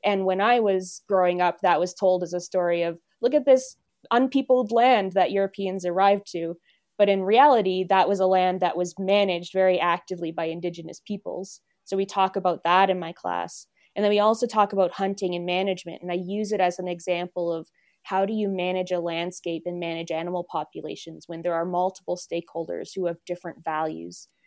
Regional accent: East Coast, Canada; now in Alberta, Canada; I'm technically from a city, but I'm from the East Coast.

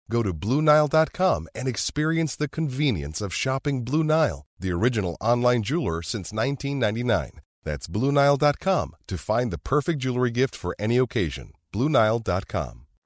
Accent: Connecticut, United States; I grew up in Connecticut.

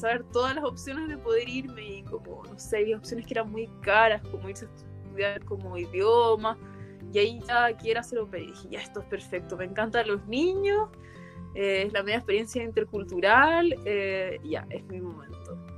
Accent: Chile; moved away as an adult; also born or lived in Austria / United States; now in Germany; soy chilena y hace dos años vivo en Europa.

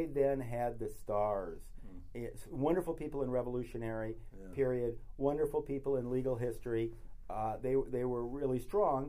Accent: near Kenyon College in Central Ohio, United States; I grew up near Kenyon College in Central Ohio

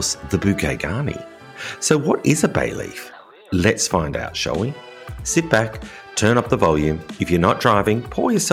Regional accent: Australia; now in France; As an Australian living in rural France

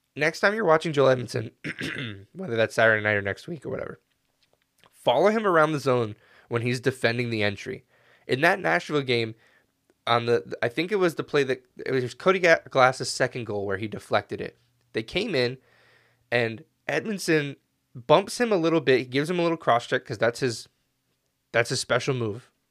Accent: Canada; as a Canadian

